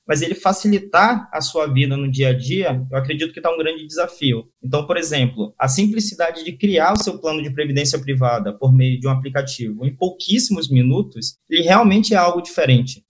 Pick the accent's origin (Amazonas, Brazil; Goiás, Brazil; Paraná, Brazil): Amazonas, Brazil; Manaus; also born or lived in Rio de Janeiro; eu sou um típico caboclo amazonense, né? Como a gente costuma falar aqui, que são os nativos da, da, do Amazonas. É, eu nasci em Manaus, Hoje eu estou morando também é, aqui em Manaus